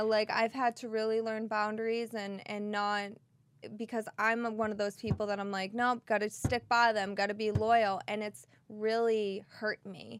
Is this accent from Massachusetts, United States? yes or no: yes; Boston, Massachusetts, United States; accent: Boston; my Boston accent